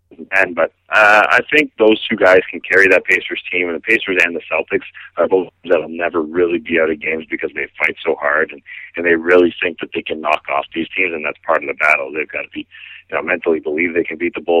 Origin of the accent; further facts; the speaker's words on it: Canada; As a Canadian here